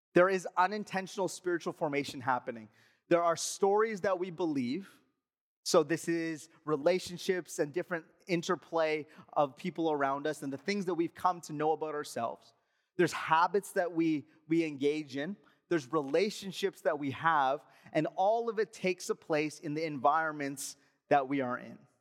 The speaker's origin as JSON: {"language": "English", "region": "Alberta", "country": "Canada", "moved": "yes", "said": "I'm from Alberta"}